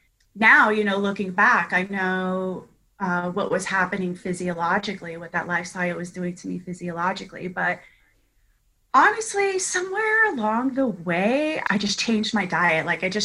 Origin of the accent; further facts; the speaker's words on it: Augusta, Georgia, United States; now in South Florida, United States; I grew up in Augusta, Georgia, because I did spend 12 years there. So I spent a long time there, and I landed in South Florida on July 3rd, 2001.